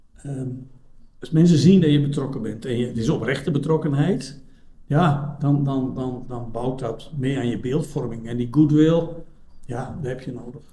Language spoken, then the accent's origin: Dutch; Drenthe, Netherlands; now in Belgium; ik ben geboren in Noord-Nederland. Eh, in, in, Drenthe zelfs